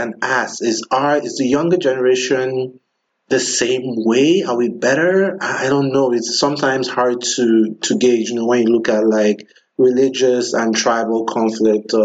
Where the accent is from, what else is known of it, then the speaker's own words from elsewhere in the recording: southern Nigeria, Nigeria; I'm from Nigeria, mm-hmm. and I'm from the southern part of Nigeria